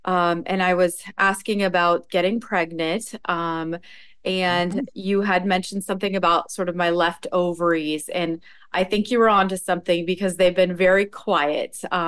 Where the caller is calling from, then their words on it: Stamford, Connecticut, United States; I'm coming from Stamford, Connecticut on the New York border.